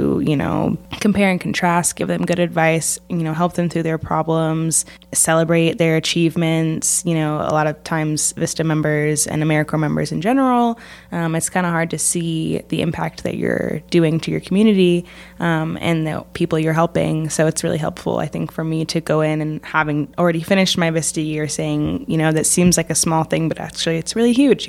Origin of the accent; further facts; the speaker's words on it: Portland, Oregon, United States; moved away as an adult; now in Tucson, United States; I moved to Arizona from Portland, Oregon when I was 18